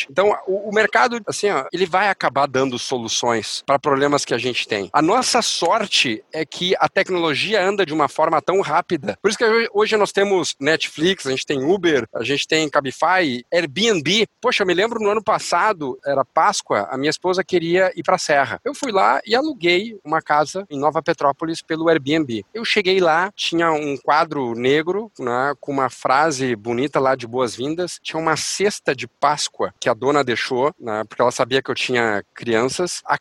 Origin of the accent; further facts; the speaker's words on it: Uruguay; born there; Portuguese is a second language; Eu, nasci no Uruguai